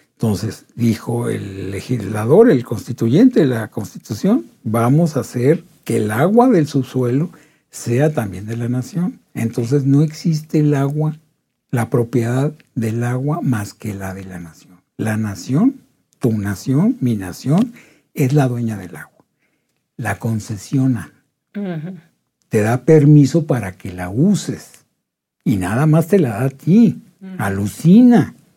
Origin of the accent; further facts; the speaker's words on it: Delicias, Chihuahua, Mexico; moved away; Yo, soy, yo nací en Delicias, soy el único de mi familia que nació en Delicias. O sea que a mí me llovió toda la vida, porque era de Delicias.